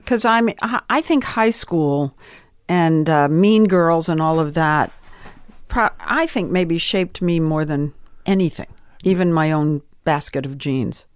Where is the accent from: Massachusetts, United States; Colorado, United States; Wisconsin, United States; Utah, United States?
Massachusetts, United States; Swampscott; moved away as an adult; also born or lived in New York; now in Los Angeles, United States; I came from Swampscott, Massachusetts